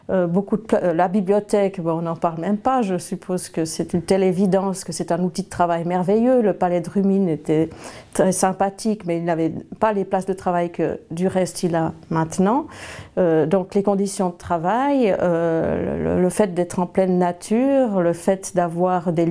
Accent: Valais, Switzerland; parce que je venais du Valais, mais du bord du lac, et donc il fallait absolument que j'aie un lac à quelque part.

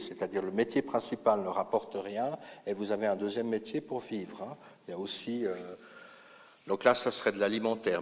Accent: Lausanne, Vaud, Switzerland; Chez nous, à Lausanne, nous avons Michel Bory

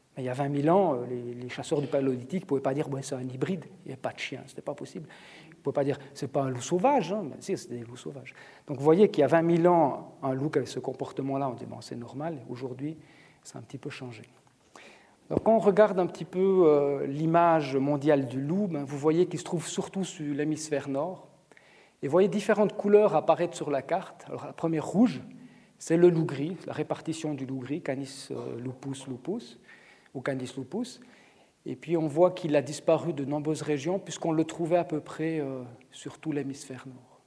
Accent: Switzerland; chez nous en Suisse

